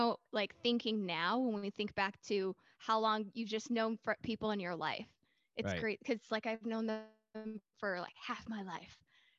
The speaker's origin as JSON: {"language": "English", "region": "Michigan", "country": "United States", "moved": "as an adult", "lives_now": "San Francisco Bay Area, United States", "said": "I'm from the Midwest, specifically Michigan. I have been in the Bay for the past couple of years now, like 7 years"}